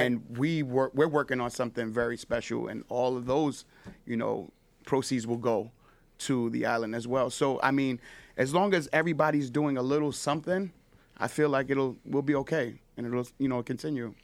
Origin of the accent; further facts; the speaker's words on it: New York, United States; as a Puerto Rican born in New York, like, I'm just as much a New Yorker as I am a Puerto Rican